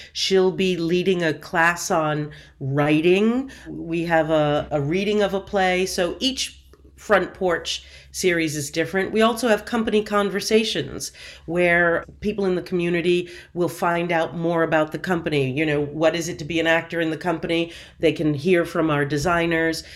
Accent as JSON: {"language": "English", "town": "Seekonk", "region": "Massachusetts", "country": "United States", "tie": "born or raised there", "also_born_or_lived": "Providence, Rhode Island", "said": "I was born in Providence, Rhode Island, raised in Seekonk, Massachusetts"}